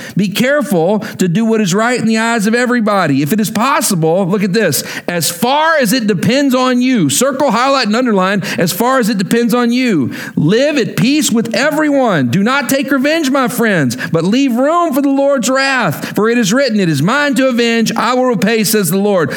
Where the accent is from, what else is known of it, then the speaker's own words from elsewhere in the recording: Texas, United States; moved away; I'm from Texas